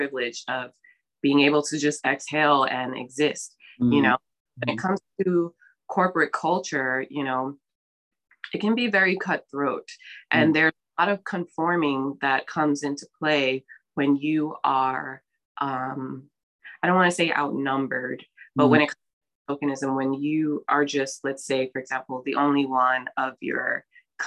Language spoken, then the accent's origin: English; New York City, New York, United States; also born or lived in Brooklyn, New York; I'm born and raised in New York, specifically in the Bronx. But I currently live in Brooklyn.